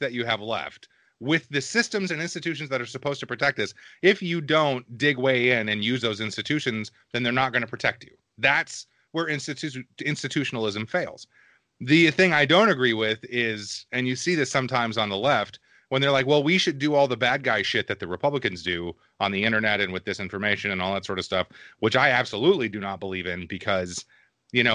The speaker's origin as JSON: {"language": "English", "region": "small town Texas", "country": "United States", "tie": "born or raised there", "also_born_or_lived": "Michigan", "said": "we moved to Texas when I was about five"}